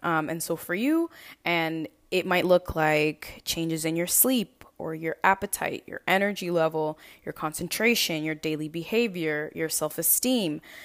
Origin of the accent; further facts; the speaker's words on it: Lynn, Massachusetts, United States; moved away as an adult; now in New York, United States; I am originally from Lynn, Massachusetts, and actually moved to New York